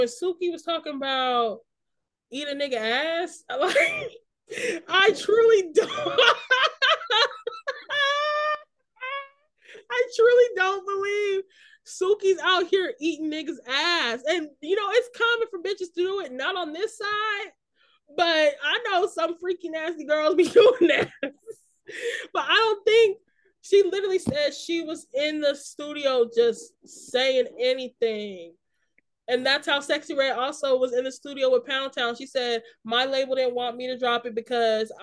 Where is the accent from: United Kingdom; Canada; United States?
United States; the South; I grew up in the South